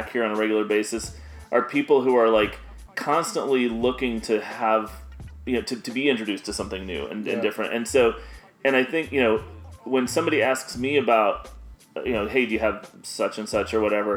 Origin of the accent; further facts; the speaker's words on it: Chicago, Illinois, United States; I grew up in Chicago.